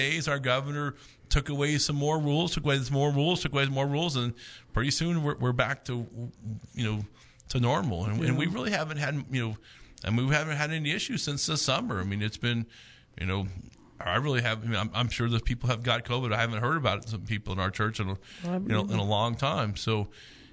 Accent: United States; also born or lived in Oklahoma; As an American citizen

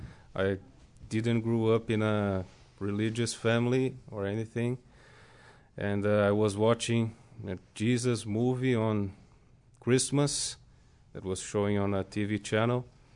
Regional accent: São Paulo, Brazil; born or raised there; moved away as an adult; also born or lived in Rio de Janeiro; now in United States

